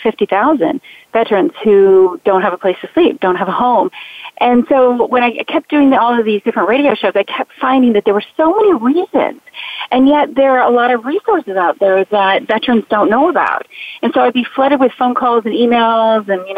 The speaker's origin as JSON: {"language": "English", "town": "Key West", "region": "Florida", "country": "United States", "tie": "born or raised there", "said": "when I was growing up in Key West, Florida"}